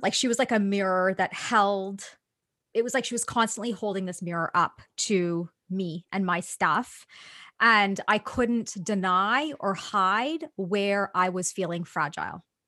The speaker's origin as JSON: {"language": "English", "town": "Toronto", "region": "Ontario", "country": "Canada", "tie": "born or raised there", "said": "I'm Canadian. So, I pretty much grew up in Toronto."}